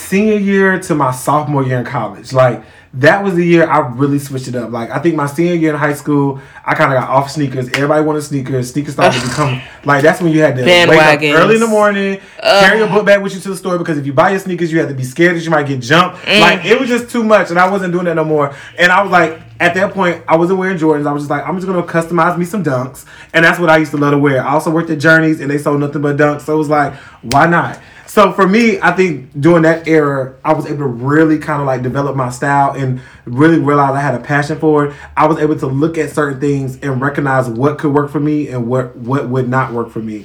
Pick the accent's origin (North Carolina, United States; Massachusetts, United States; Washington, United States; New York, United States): North Carolina, United States; Charlotte; I'm from the South, like, I could switch it up